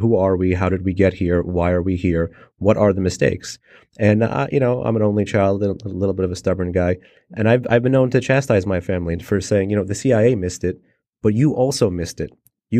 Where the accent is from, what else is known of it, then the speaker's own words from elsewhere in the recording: New York City, New York, United States; I wanted to know why there was a kid named … growing up in Midtown Manhattan.